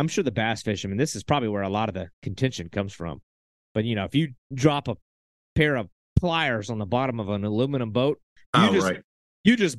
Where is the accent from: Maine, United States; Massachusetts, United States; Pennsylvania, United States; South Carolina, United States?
South Carolina, United States; Santee Cooper system; I grew up around the Santee Cooper system